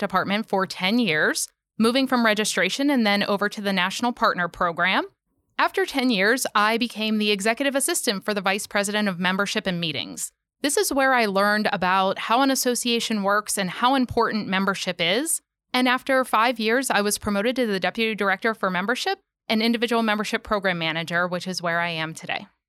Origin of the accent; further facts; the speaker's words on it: Pittsburgh, Pennsylvania, United States; moved away; I actually grew up in Pittsburgh, Pennsylvania